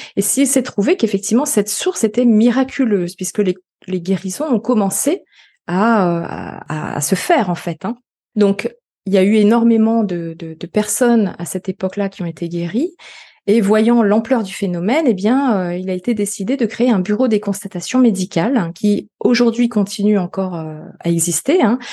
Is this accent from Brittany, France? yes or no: yes; Finistère, Brittany, France; also born or lived in Paris region; now in Vannes, France; Retour un peu à mes sources bretonnes, puisque je suis du Finistère